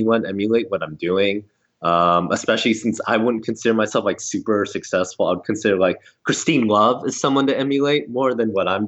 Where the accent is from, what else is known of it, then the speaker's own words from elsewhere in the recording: Southern California, United States; I grew up in Southern California